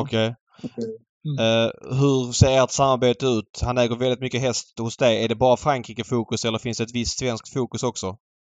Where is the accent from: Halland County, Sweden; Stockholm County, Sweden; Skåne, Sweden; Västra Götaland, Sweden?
Skåne, Sweden; Malmö; jag växte upp i Jägersro på 00-talet